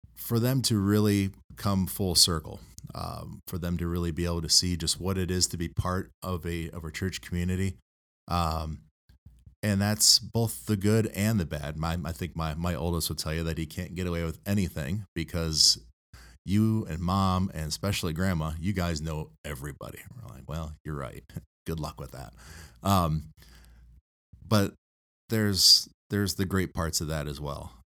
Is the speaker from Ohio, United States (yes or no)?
yes; Toledo, Ohio, United States; also born or lived in Sidney, Ohio; I grew up up here in the Toledo area